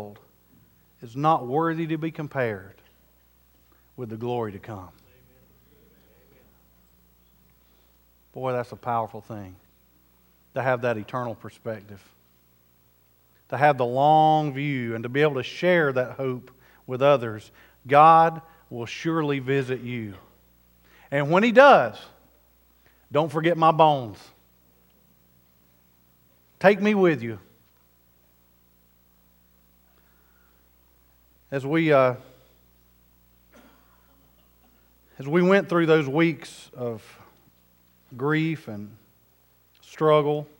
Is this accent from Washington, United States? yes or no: no; South Carolina, United States; I'm from South Carolina